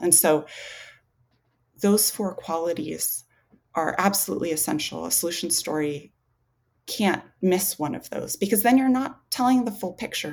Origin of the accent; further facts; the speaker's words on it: Alaska, United States; I grew up in Alaska